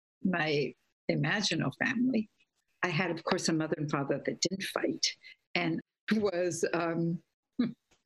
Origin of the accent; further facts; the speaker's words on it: Guatemala; I grew up in Guatemala, so Central America